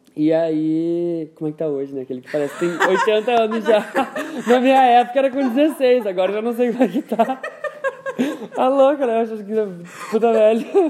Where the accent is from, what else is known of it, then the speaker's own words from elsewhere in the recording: Rio Pardo, Rio Grande do Sul, Brazil; cresci lá em Rio Pardo